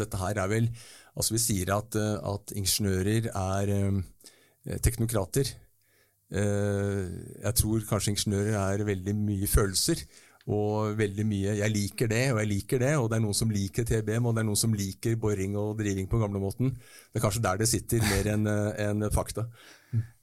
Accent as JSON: {"language": "Norwegian", "country": "Norway"}